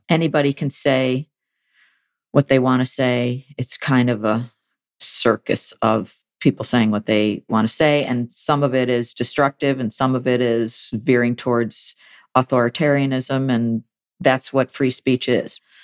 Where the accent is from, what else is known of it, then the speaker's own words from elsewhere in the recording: Buffalo, New York, United States; editor of the Buffalo News, which is my hometown daily.